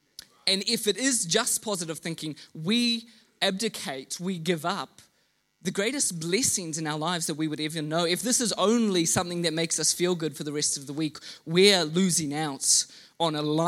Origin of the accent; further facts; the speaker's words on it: Mozambique; also born or lived in Kenya; Growing up in rural Mozambique, I was the son of missionaries. And so I grew up in Southeast Africa, in Mozambique. I was educated in Kenya.